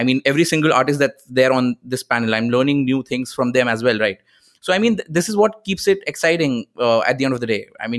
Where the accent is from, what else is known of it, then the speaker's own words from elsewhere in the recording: Kanpur, Uttar Pradesh, India; moved away as an adult; now in Mumbai, India; I came to Mumbai when I was 18 from Kanpur